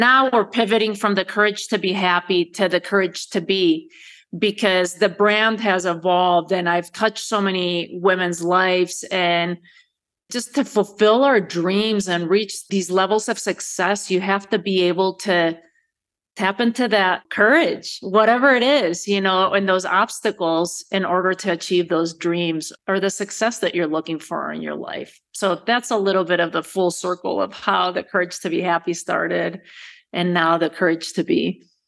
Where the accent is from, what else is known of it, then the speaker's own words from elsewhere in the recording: Spain; moved away as an adult; also born or lived in United States; Born and raised in Spain, Spanish father, American mother.